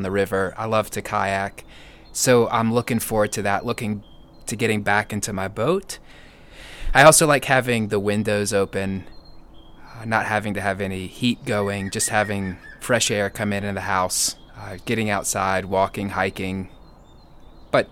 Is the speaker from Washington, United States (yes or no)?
no; Nashville, Tennessee, United States; moved away; I'm from Nashville, Tennessee